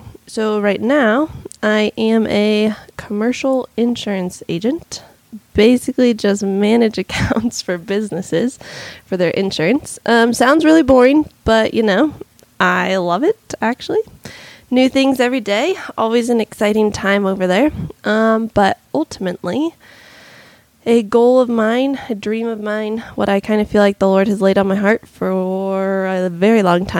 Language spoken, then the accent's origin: English; Virginia, United States; I'm a military kid, lived in a couple different states, but I tell people I'm from Virginia.